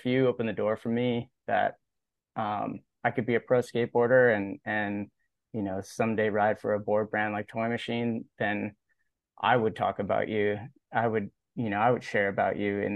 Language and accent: English; Alta Loma, California, United States; also born or lived in Cincinnati, Ohio; I was raised in Alta Loma, California, which is sort of near where Rancho Cucamonga is